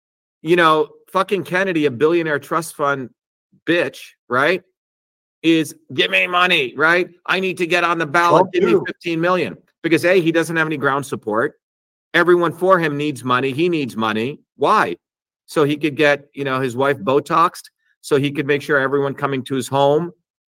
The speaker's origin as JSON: {"language": "English", "country": "India", "tie": "born or raised there", "said": "when I was growing up in India, I should find that picture."}